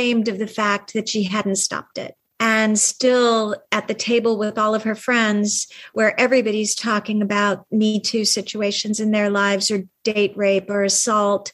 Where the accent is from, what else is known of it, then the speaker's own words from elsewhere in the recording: California, United States; what I grew up with a hippie mom in California